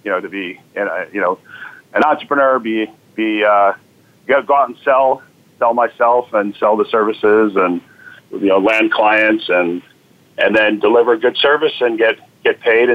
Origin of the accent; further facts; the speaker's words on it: Connecticut, United States; also born or lived in New Jersey / Syracuse, New York; now in Boston, United States; So I was born in Boston, and 5 days later, moved down to Connecticut, where I grew up, then New Jersey